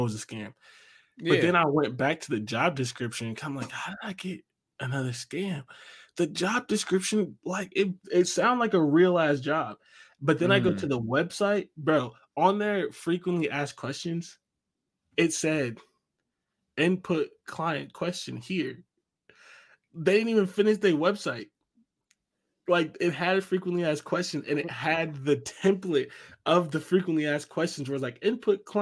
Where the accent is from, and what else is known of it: Ohio, United States; moved away as an adult; now in New York, United States